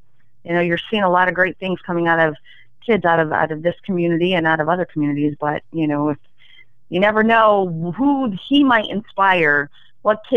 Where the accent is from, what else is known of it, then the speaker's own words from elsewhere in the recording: Genesee, United States; moved away as an adult; I moved back to Genesee a couple of years ago. This is where I grew up, and I wanted to bring something to my hometown